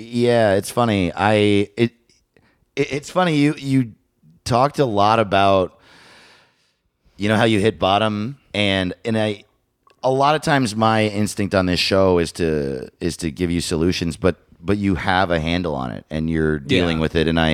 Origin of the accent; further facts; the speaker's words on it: Lake Tapawingo, Missouri, United States; I'm from Lake Tappawingo.